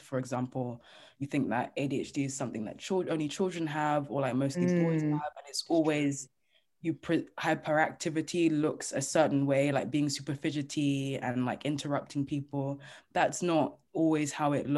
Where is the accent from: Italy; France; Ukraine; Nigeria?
Nigeria; I'm Nigerian